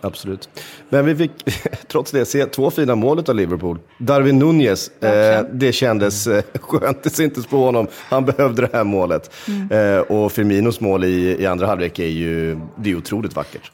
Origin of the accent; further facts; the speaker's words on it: Sweden; som svensk